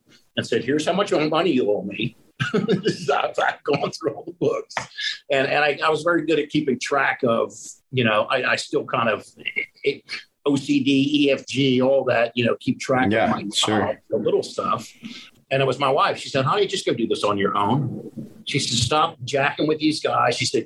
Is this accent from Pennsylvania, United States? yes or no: yes; Pennsylvania, United States; moved away as an adult; now in Fort Worth, United States; I'm from Pennsylvania